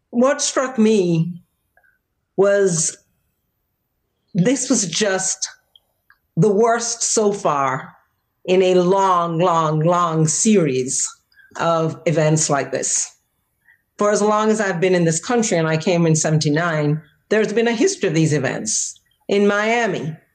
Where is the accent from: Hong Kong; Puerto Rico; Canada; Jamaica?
Jamaica; moved away as an adult; also born or lived in Boston, United States; now in United States; I'm from Jamaica and I was already an adult by the time I came to the United States.